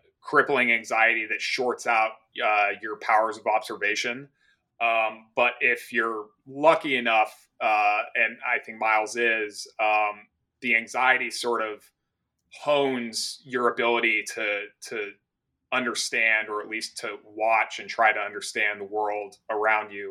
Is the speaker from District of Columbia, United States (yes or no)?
no; Golden, Colorado, United States; I was born in Golden, Colorado, which is in Jefferson County